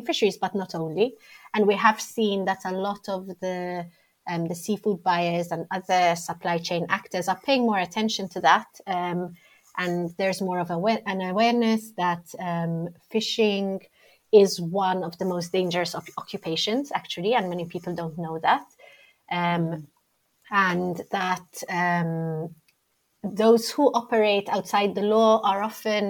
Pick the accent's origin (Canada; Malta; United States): Malta; moved away as an adult; also born or lived in Rome, Italy; now in London, United Kingdom; I grew up in Malta.